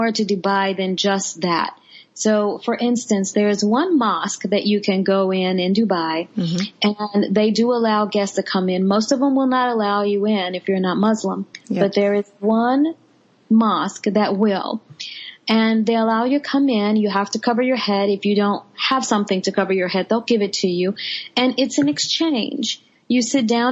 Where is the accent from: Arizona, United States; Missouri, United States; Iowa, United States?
Missouri, United States; Kansas City; moved away as an adult; now in Florida, United States; I'm from the Midwest, if you can believe that. Missouri girl, born and raised.